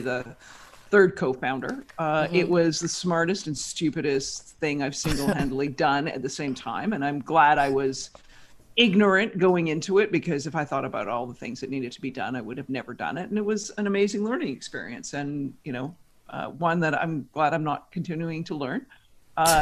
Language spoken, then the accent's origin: English; Victoria, British Columbia, Canada; moved away as an adult; also born or lived in Toronto, Canada; now in New York, United States; I grew up in Victoria, British Columbia, Canada